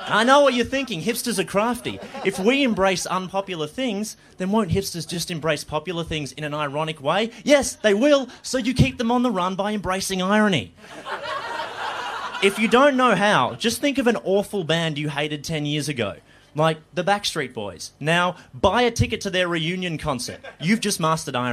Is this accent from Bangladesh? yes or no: no; Melbourne, Victoria, Australia; I grew up in Melbourne.